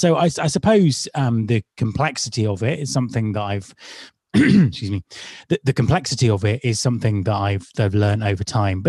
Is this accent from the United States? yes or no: no; United Kingdom; Being British